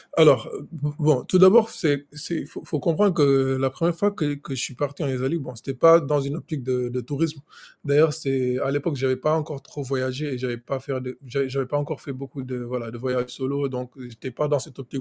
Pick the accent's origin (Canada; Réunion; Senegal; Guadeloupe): Senegal; moved away as an adult; also born or lived in France; Je suis né et j'ai grandi au Sénégal